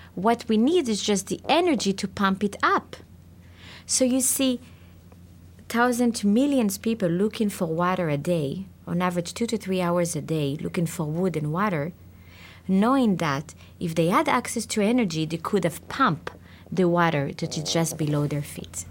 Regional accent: Israel; I was born in Israel.

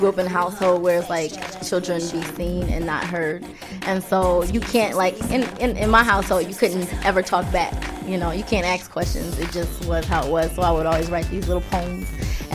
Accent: Michigan, United States; I'm originally from Michigan, originally

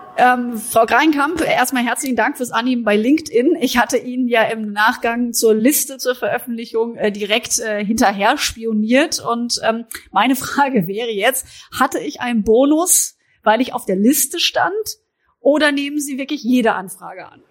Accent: Baden-Württemberg, Germany; Ich komme aus Südbaden, da ist Frankreich näher als äh, der englische Sprachraum.

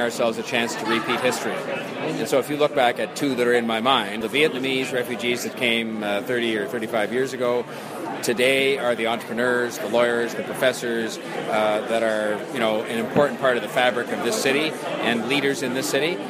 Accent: Canada; moved away; I'm Canadian myself

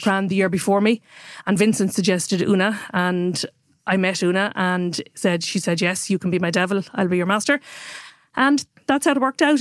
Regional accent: Waterford, Munster, Ireland; also born or lived in Dublin; now in Kilkenny, Ireland; I grew up in Waterford, actually, and then went to boarding school and then came to Dublin. But since oh one, I've lived back in Kilkenny full-time.

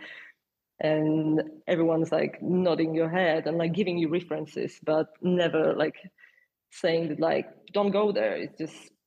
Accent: Częstochowa, Silesian Voivodeship, Poland; English is a second language; moved away as an adult; also born or lived in Warsaw, Poland; now in London, United Kingdom; I grew up in Poland, in this city called Częstochowa, which is like a little bit above the Silesia, but it's not a part of this.

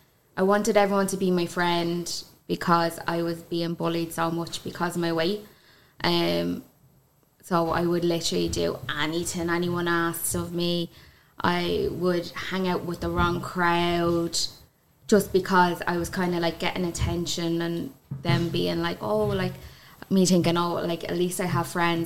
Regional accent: Kildare, Leinster, Ireland; I come from Kildare. Country girl.

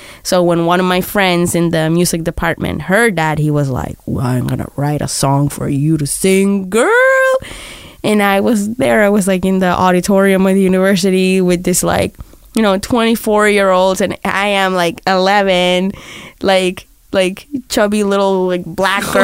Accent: Barranquilla, Atlántico, Colombia; moved away; when I was growing up in South America

